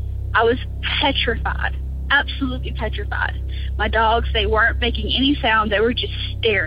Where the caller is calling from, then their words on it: Louisiana, United States; I'm from North Louisiana.